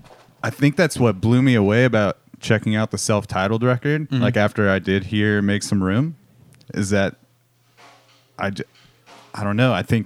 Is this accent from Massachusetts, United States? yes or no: no; Corona, California, United States; I got to see them play a lot just because they're from my hometown.